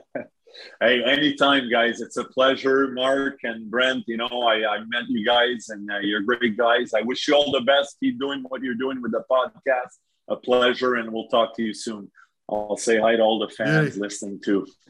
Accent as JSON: {"language": "English", "town": "Saint-Jérôme", "region": "Quebec", "country": "Canada", "tie": "born or raised there", "said": "my hometown where I grew up, played minor hockey in St. Jerome"}